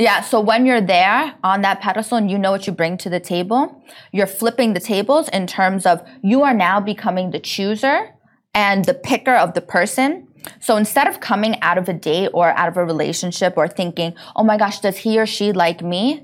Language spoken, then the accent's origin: English; New York, United States; now in Dubai, United Arab Emirates; I'm from New York